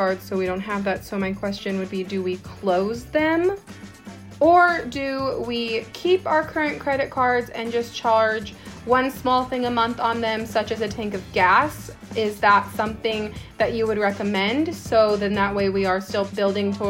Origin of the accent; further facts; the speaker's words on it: Northwest Kansas, United States; I'm from Northwest Kansas.